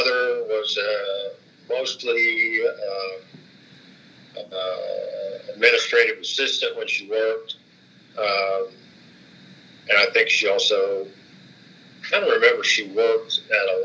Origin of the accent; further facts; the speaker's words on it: Princeton, Indiana, United States; now in Zionsville, United States; I was born in Princeton, Indiana, in July 15, 1952